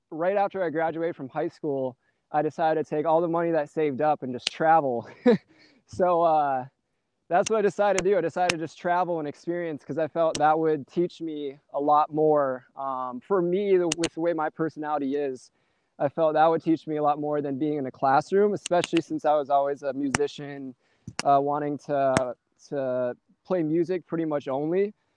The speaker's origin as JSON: {"language": "English", "town": "St. Peter", "region": "Minnesota", "country": "United States", "said": "I'm from uh, St. Peter, Minnesota, which is right next to Mankato"}